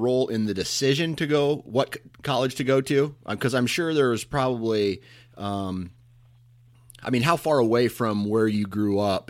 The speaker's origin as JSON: {"language": "English", "town": "Mount Pleasant", "region": "Iowa", "country": "United States", "tie": "born or raised there", "said": "Dana Holgerson attended the Iowa Wesleyan University in my hometown of Mount Pleasant, Iowa."}